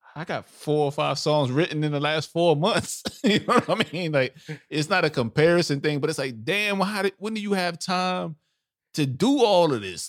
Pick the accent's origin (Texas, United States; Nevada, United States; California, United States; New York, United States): New York, United States; New York City; I'm a old school New York. I'm from Brooklyn. We don't claim upstate